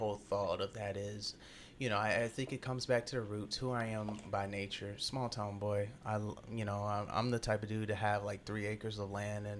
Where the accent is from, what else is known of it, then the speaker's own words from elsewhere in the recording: Tupelo, Mississippi, United States; That's where I'm from.